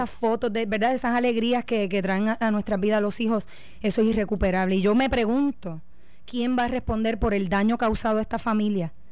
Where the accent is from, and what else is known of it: Puerto Rico